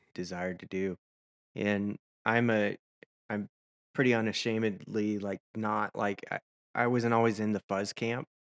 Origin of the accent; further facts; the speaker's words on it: Nashville, Tennessee, United States; moved away as an adult; also born or lived in Washington State / Arkansas / Seattle; now in San Antonio, United States; I grew up in Nashville